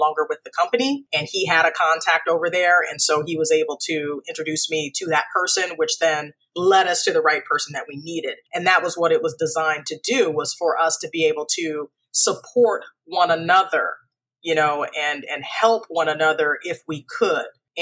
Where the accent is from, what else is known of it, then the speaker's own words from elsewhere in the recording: Phoenix, Arizona, United States; I grew up in Phoenix, Arizona